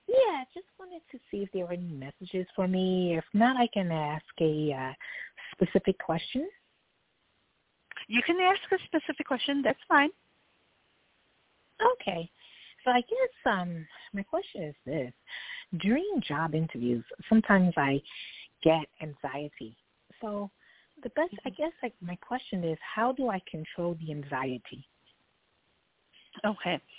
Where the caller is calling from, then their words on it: New York City, New York, United States; I'm calling from uh, New York City.